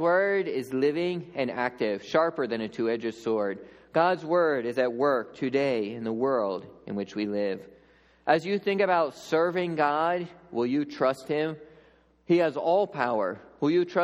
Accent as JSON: {"language": "English", "area": "Lancaster County", "region": "Pennsylvania", "country": "United States", "tie": "born or raised there", "also_born_or_lived": "Papua New Guinea", "moved": "as an adult", "said": "growing up in Lancaster County"}